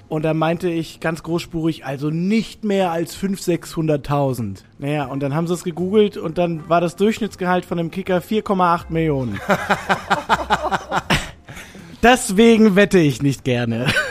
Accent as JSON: {"language": "German", "area": "near Stuttgart", "region": "Baden-Württemberg", "country": "Germany", "tie": "born or raised there", "also_born_or_lived": "Rhineland (family roots)", "moved": "yes", "lives_now": "Hamburg, Germany", "said": "aufgewachsen bin ich im Süden, äh, bei Stuttgart."}